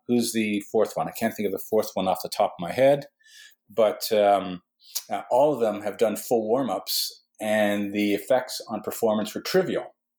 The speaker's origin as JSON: {"language": "English", "region": "Western Canada", "country": "Canada", "tie": "born or raised there", "moved": "yes", "lives_now": "Newfoundland, Canada", "said": "I was born in Western Canada"}